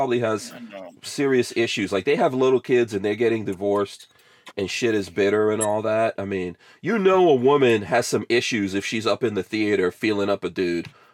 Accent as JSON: {"language": "English", "country": "Guyana", "moved": "yes", "lives_now": "Florida, United States", "said": "I'm from Guyana"}